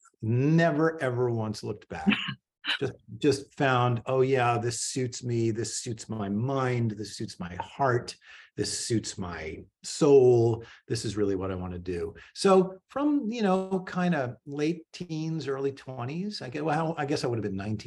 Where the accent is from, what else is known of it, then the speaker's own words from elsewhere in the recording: Fair Lawn, New Jersey, United States; moved away as an adult; also born or lived in Paterson, New Jersey / New York City; now in San Diego, United States; I grew up in suburban Jersey, not very far from New York City, a town called Fairlawn